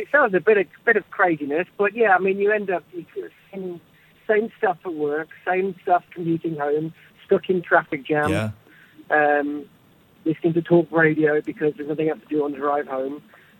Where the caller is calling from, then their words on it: Dominican Republic; Dominican Republic.